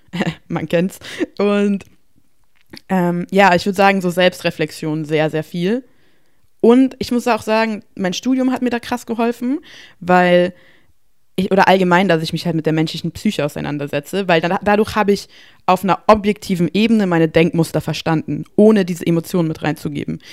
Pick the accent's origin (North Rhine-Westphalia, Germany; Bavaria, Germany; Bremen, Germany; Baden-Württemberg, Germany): Bavaria, Germany; ich komme aus Bayern